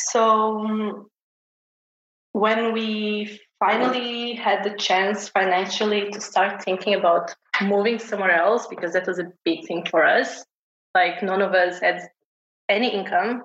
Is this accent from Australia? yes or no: no; Portugal; I've been born and raised in Portugal